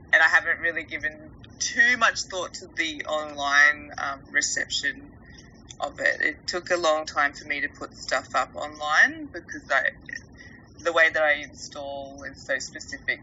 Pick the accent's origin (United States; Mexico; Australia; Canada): Australia; I hadn't really considered myself as an Australian artist